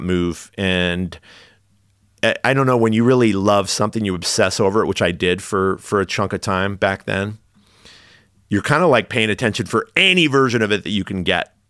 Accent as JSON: {"language": "English", "town": "Redding", "region": "California", "country": "United States", "tie": "born or raised there", "also_born_or_lived": "Los Angeles, California", "moved": "as an adult", "lives_now": "San Francisco, United States", "said": "I grew up in Redding, California, on the northern side of California"}